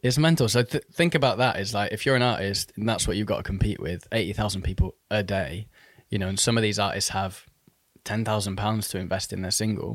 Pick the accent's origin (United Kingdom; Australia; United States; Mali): United Kingdom; Manchester, North West England; moved away as an adult; also born or lived in Oxford; now in London, United Kingdom; I was actually born in Oxford. Um, and then in the year two thousand, so when I was about ten, I moved to Manchester or the Northwest.